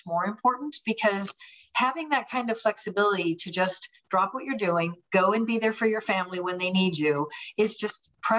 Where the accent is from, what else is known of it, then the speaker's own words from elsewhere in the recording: Pennsylvania, United States; also born or lived in California / Minnesota; now in Florida, United States; I was originally from Pennsylvania, went to California, went to Minnesota, then to Florida. So kind of hit all angles of the country and loving living where I'm at now.